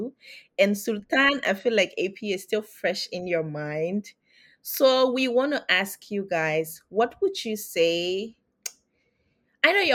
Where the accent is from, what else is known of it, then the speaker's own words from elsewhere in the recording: Liberia; moved away; I'm from Liberia as well